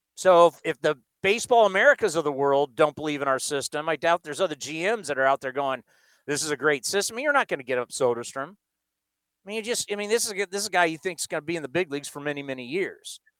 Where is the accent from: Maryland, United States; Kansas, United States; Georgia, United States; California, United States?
California, United States; San Diego; moved away as an adult; now in Bay Area, United States; I was born and raised in San Diego, but I've lived in the Bay Area my entire adult life